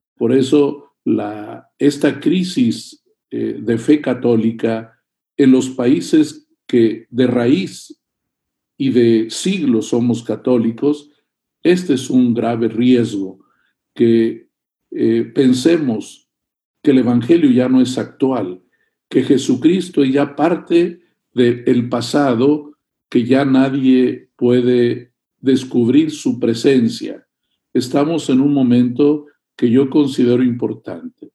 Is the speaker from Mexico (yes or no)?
yes; Monterrey, Nuevo León, Mexico; tú y yo somos mexicanos de aquí de Monterrey